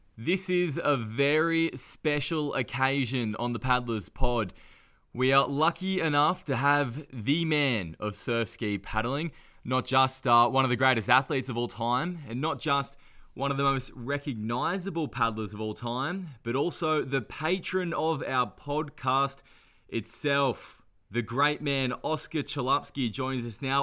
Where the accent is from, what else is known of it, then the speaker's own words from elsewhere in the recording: Newcastle, New South Wales, Australia; I'm from Newcastle, which is obviously a bit closer to Foster